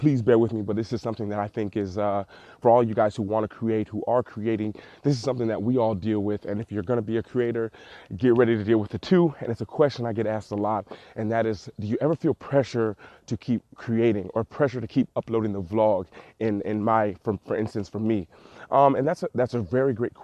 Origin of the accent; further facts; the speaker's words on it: Cleveland, Ohio, United States; I'm actually currently here in Cleveland, Ohio, my hometown